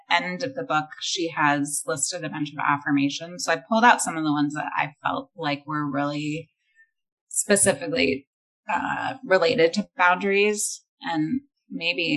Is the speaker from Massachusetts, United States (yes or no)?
no; Northern California, United States; I'm from Northern California